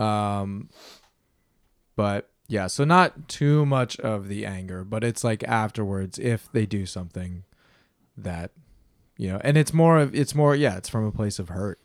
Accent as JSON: {"language": "English", "region": "Wisconsin", "country": "United States", "moved": "yes", "said": "I'm from Wisconsin, so this is like back in the Midwest"}